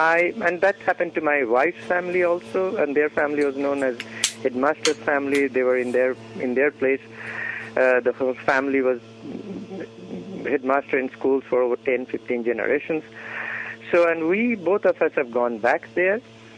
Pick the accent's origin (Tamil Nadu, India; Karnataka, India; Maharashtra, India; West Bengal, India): West Bengal, India; I come from Bengal